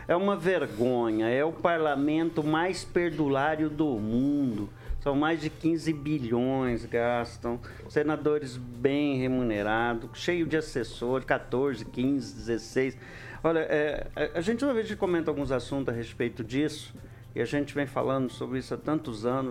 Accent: São Luís, Maranhão, Brazil; now in Maringá, Brazil; que eu sou maranhense, eu nasci lá em São Luís.

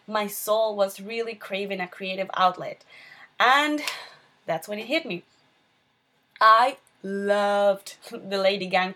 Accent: Venezuela; moved away as an adult; now in Miami, United States; I'm originally from Venezuela.

